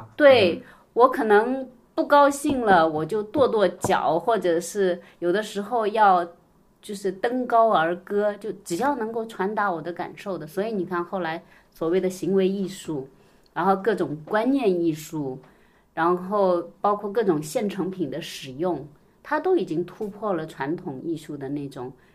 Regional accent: Wenzhou, Zhejiang, China; now in Shanghai, China; 我是温州人

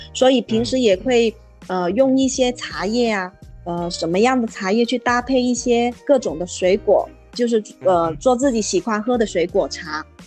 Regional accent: Guangzhou, Guangdong, China; 我是土生土长的广州人，嗯，在这个美丽的花城广州，经营着一间小小的茶饮店，它的名字叫善酱茶座

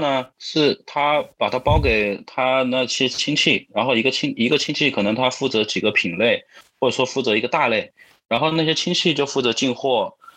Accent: Wuhan, Hubei, China; now in Shenzhen, China; 我是这个湖北武汉人

